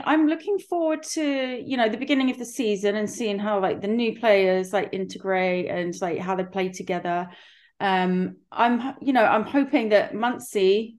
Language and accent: English; England, United Kingdom; now in United States; so for us, I know I'm from England, but for my children, especially, it's like a family, something that has been in the family